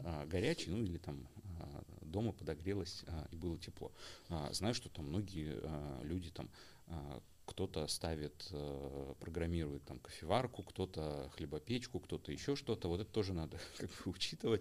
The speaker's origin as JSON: {"language": "Russian", "region": "Almaty", "country": "Kazakhstan", "said": "я как алматинец"}